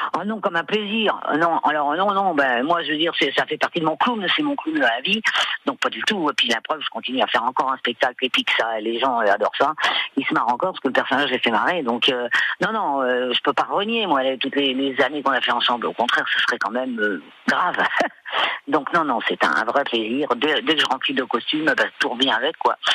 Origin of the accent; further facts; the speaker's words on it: Valréas, Provence-Alpes-Côte d'Azur, France; moved away; je suis de Valréas, qui est dans l'enclave des Papes. Donc, effectivement, euh, voilà, j'ai passé, j'ai baigné un peu ma petite enfance là